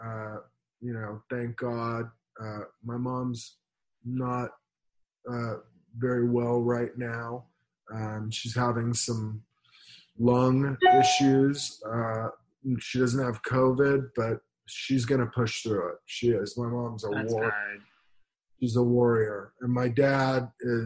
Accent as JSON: {"language": "English", "town": "Los Angeles", "region": "California", "country": "United States", "tie": "born or raised there", "also_born_or_lived": "Beverly Hills, California / West Hollywood, California / Malibu, California", "said": "I grew up in the Valley in California, Van Nuys"}